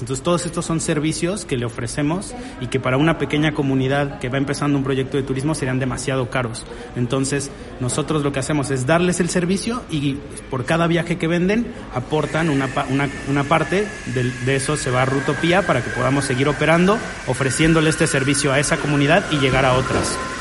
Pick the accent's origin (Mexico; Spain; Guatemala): Mexico; no somos cuatro tíos mexicanos ahí en la Ciudad de México